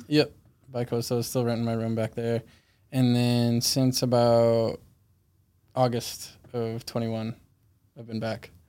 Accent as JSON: {"language": "English", "town": "Weymouth", "region": "Massachusetts", "country": "United States", "tie": "born or raised there", "also_born_or_lived": "Fort Lauderdale, Florida", "said": "I was born in Fort Lauderdale, Florida, and I grew up in Weymouth, Massachusetts"}